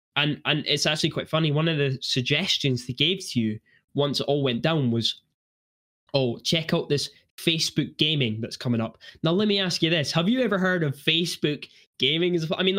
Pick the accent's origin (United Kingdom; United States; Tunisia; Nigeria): United Kingdom; Edinburgh, Scotland; I'm actually from Edinburgh